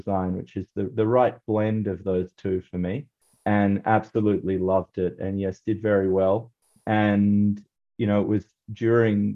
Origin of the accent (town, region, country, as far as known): Australia; born or raised there